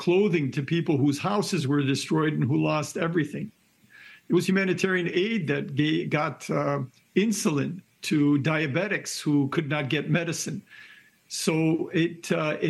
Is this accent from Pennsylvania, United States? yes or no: yes; Philadelphia, Pennsylvania, United States; I'm from Philadelphia.